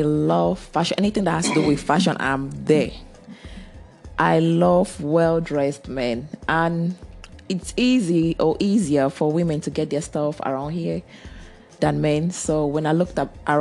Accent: Germany; moved away as an adult; also born or lived in Cameroon; I grew most of my life in Germany. I grew up in Germany and I went to school over there.

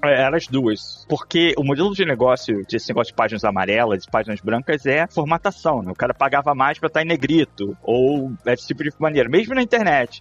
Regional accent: Niterói, Rio de Janeiro, Brazil; moved away as an adult; also born or lived in Australia; now in New York, United States; eu sou de Niterói, né, no Rio, mas não sou da cidade do Rio

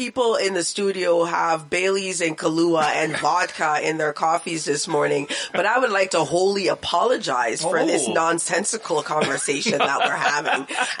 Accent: Canada; also born or lived in Western Canada; as a Canadian

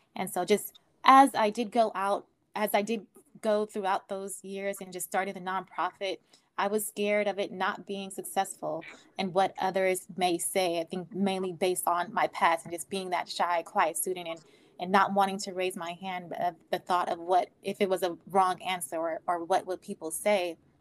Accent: Oakland, California, United States; I grew up in Oakland.

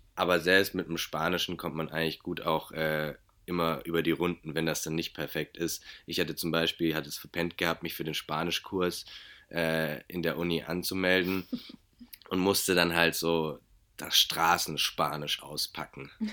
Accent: Germany; ich bin Deutscher

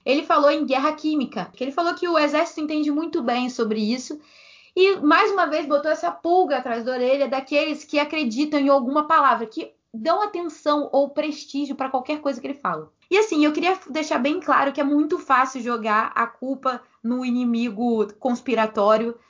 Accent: Rio de Janeiro, Brazil; eu sou do Meia

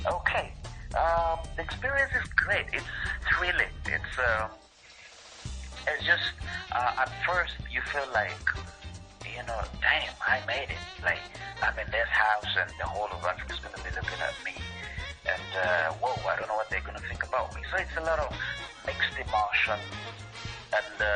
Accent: Uganda; I am from Uganda.

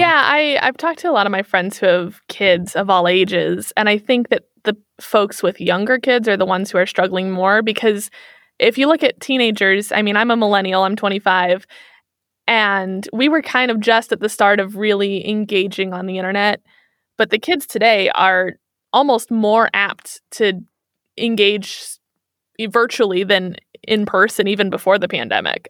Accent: Kansas City, Missouri, United States; moved away as an adult; now in Germany; I'm from Kansas City, Missouri

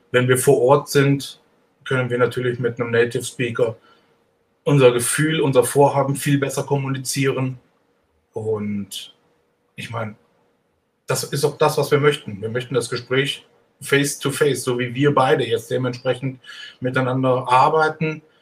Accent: Cologne, North Rhine-Westphalia, Germany; now in Switzerland; Ich bin, ich bin ein Kölner.

